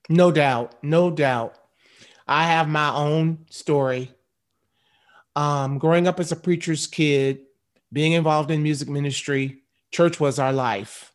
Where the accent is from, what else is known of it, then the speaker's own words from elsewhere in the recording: Michigan, United States; I grew up in Michigan. about seventy miles from Detroit